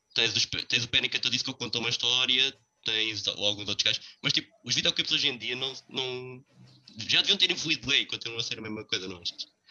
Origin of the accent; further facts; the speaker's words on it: Portugal; nós somos portugueses